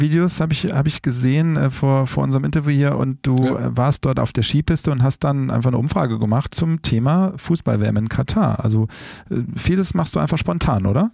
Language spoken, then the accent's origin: German; Rhineland, Germany; ich bin ja aus dem Rheinland